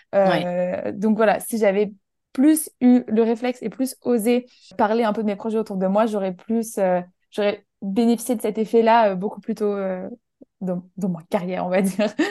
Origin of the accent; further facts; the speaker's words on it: Menton, Provence-Alpes-Côte d'Azur, France; moved away as an adult; also born or lived in Paris; j'ai grandi dans le sud de la France, à côté de, de la frontière italienne, ça s'appelle Menton